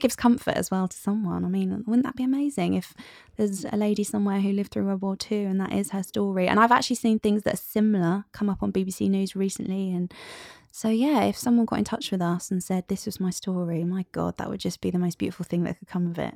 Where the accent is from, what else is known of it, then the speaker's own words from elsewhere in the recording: United Kingdom; we're British